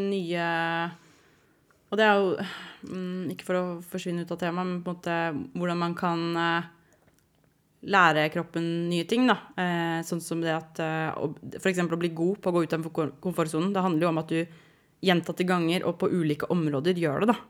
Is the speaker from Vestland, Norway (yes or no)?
no; Asker, Akershus, Norway; jeg er fra Asker